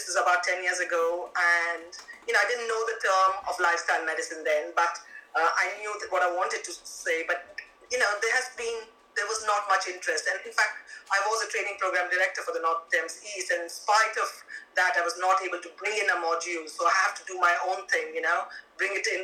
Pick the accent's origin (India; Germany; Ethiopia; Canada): India; now in London, United Kingdom; I grew up in India